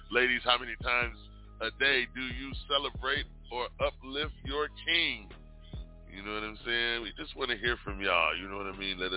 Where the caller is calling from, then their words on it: Arizona, United States; I'm calling in from Arizona.